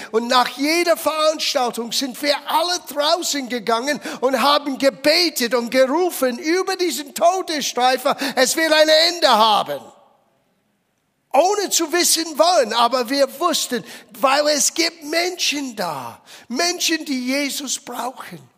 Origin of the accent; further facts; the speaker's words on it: United States; German is a second language; Und ich erinnere mich als kleines Kind in der Grundschule zu sein und wir hatten Übungen für eine Atombombe. Stell dir vor. Ich meine, es hat sich in einiger gewisser Hinsicht in Amerika nicht so viel verändert.